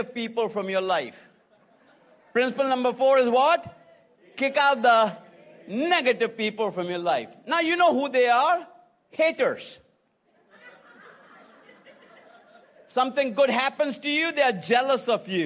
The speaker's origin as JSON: {"language": "English", "country": "India", "also_born_or_lived": "Atlanta, Georgia", "moved": "as an adult", "lives_now": "United States", "said": "I'm from India, who lives in America right now"}